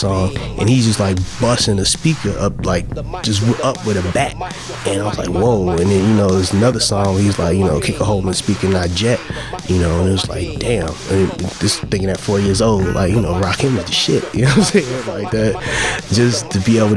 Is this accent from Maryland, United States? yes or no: no; Chicago, Illinois, United States; I'm born and raised in Chicago